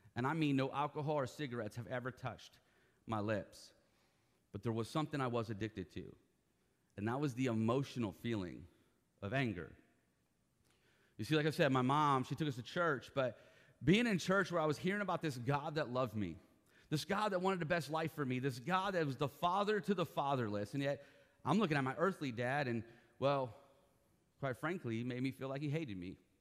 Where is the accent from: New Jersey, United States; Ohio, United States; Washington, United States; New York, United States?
Ohio, United States; now in Florida, United States; I was born in Ohio. I am a true and true Buckeye